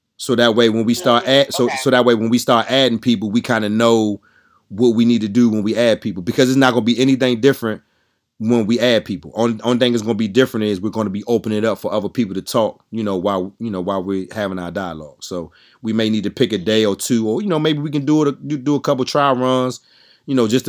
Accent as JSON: {"language": "English", "region": "DMV", "country": "United States", "said": "we're from Maryland, D.C., Virginia"}